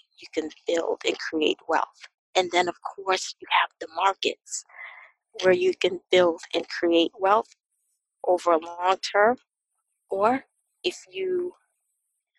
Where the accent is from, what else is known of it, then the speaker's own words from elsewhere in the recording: Boston, Massachusetts, United States; I grew up in Boston. I grew up in the city, urban area